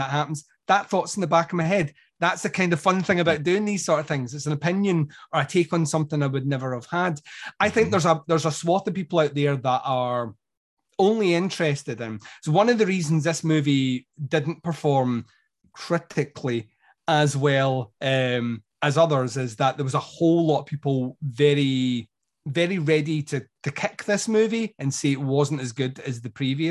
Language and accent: English; Scotland, United Kingdom; I'm Scottish